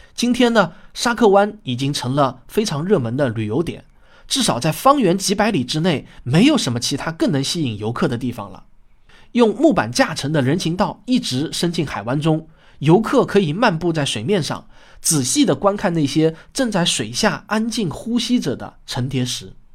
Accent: Shaoxing, Zhejiang, China; 我在我的故乡浙江绍兴

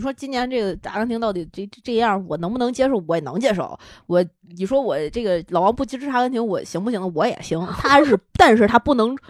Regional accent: Tianjin, China; 这么说啊，作为一个天津人

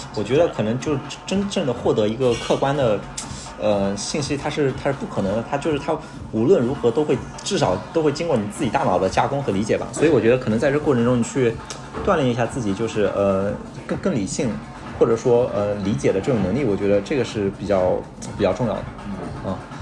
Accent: Hangzhou, Zhejiang, China; 我是，我是浙江人，我浙江杭州的，然后从小其实就喝农夫三全

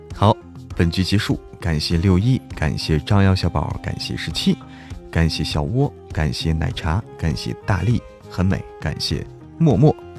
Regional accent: Zhangjiakou, Hebei, China; 就是我们那儿的，张家口的，我是张家口的嘛

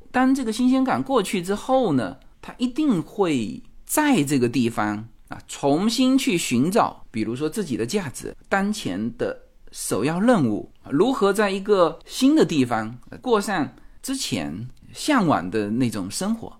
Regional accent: Fuzhou, Fujian, China; moved away as an adult; now in Los Angeles, United States; 我们来自福州，说， 福州是我们的主场

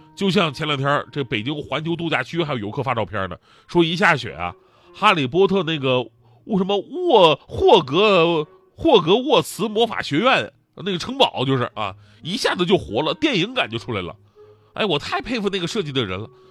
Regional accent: Northeast China, China; now in Beijing, China; 我作为一个怕冷的东北人

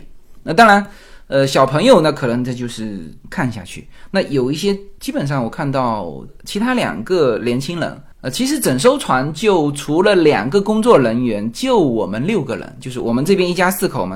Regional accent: China; 主要我们中国人对它熟悉是什么呢？

